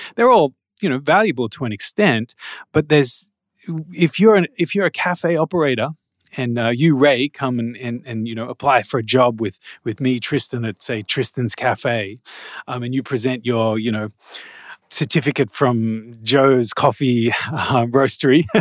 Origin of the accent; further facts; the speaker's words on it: Australia; also born or lived in Malaysia; I'm Australian, so I know what it's like here